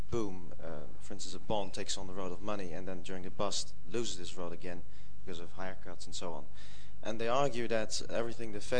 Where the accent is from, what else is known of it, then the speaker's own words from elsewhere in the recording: India; I'm from India.